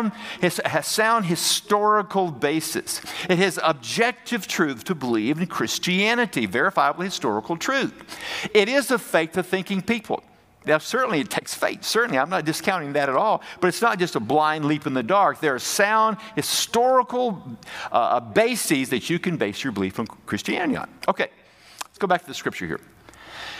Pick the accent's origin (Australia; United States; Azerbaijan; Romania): United States; now in Canada; I'm an American and I went to seminary